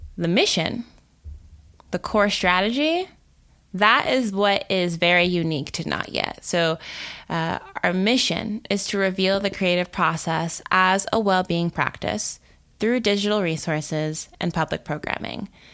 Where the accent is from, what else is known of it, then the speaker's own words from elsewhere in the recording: Texas suburbs, United States; now in Durham, United States; I grew up in the Texas suburbs